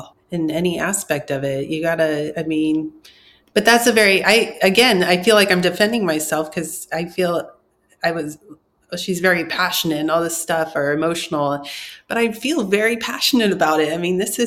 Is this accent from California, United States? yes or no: yes; Orange County, California, United States; I'm from Orange County